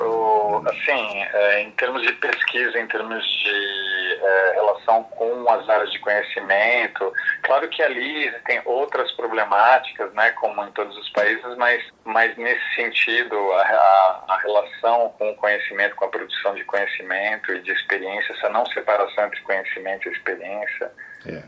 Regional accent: Brazil; also born or lived in Italy; Eu sou, eu sou brasileiro, mas filho de um imigrante italiano

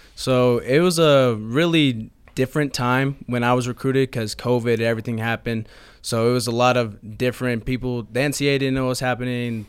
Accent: San Tan Valley, Arizona, United States; also born or lived in Mesa, Arizona; I didn't grow up in, uh, Mesa. I grew up in a small town called Santan Valley.

